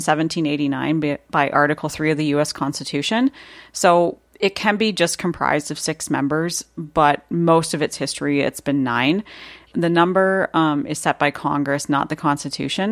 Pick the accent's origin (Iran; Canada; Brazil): Canada; accent: Canadian; my Canadian accent's